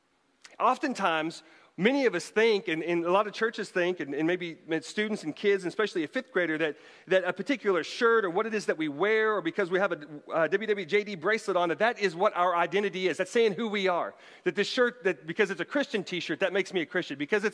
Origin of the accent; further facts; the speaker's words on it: Bartlesville, Oklahoma, United States; my hometown of Bartlesville, Oklahoma